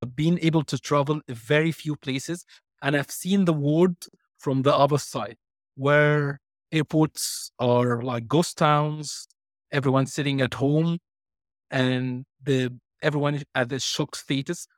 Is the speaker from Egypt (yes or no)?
yes; Egypt; English is a second language; moved away; also born or lived in United Kingdom / Ireland / Cyprus / Malta; I was born and raised in Egypt